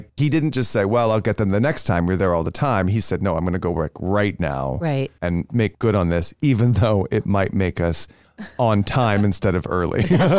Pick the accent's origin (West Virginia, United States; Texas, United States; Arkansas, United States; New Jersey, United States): Texas, United States; Plano; And then the other place, growing up in Plano, there was this Tex-Mex place right across the street from the kolache station